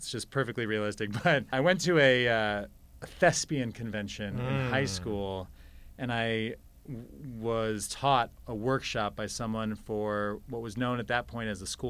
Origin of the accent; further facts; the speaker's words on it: Montana, United States; born there; also born or lived in Colorado; I was born in Montana, and then we moved around the world for my dad's job, but we always came back to Colorado.